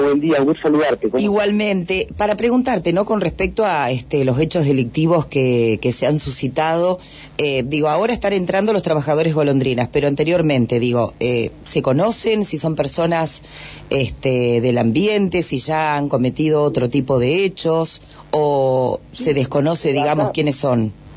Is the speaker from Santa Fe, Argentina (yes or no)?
no; Vista Alegre, Neuquén, Argentina; nosotros de que somos el portal de la Patagonia